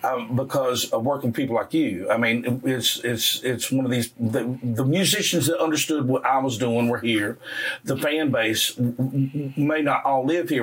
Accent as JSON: {"language": "English", "region": "South Carolina", "country": "United States", "tie": "born or raised there", "said": "I grew up in the Grand Strand area."}